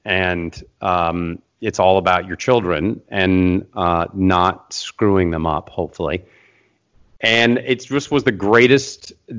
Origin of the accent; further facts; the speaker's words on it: Seattle, Washington, United States; now in Los Angeles, United States; And I've been here in LA for 20 years. I came from Seattle, Washington, go Seahawks.